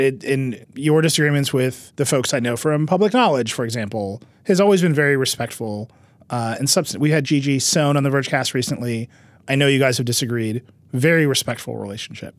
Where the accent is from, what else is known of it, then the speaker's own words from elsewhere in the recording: Wisconsin, United States; I'm a guy from Wisconsin